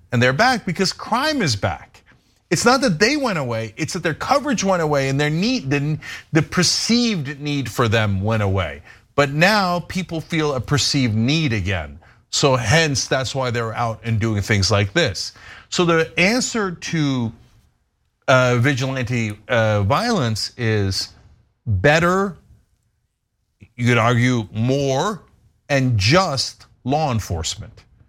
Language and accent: English; New York area, United States; When I was growing up in the New York area in the nineteen eighties